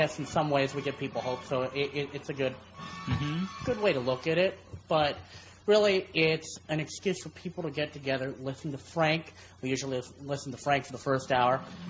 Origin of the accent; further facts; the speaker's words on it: Philippines; As a Filipino